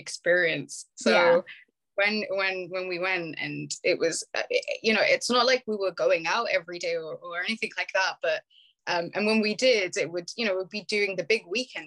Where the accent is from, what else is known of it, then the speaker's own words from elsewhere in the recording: Birmingham, West Midlands, United Kingdom; I was brought up in born and bred in Birmingham